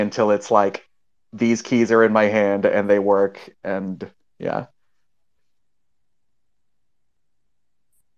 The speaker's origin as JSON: {"language": "English", "region": "New York", "country": "United States", "moved": "as an adult", "lives_now": "Ukraine", "said": "I'm from New York"}